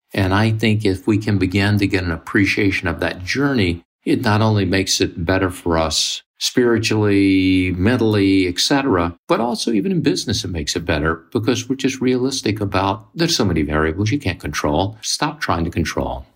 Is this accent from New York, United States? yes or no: no; Mississippi, United States; I grew up in Mississippi in the 50s and 60s, which was segregated